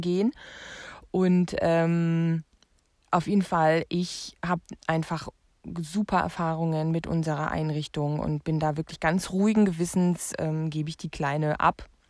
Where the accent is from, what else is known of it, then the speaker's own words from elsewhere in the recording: Germany; ich komme aus der DDR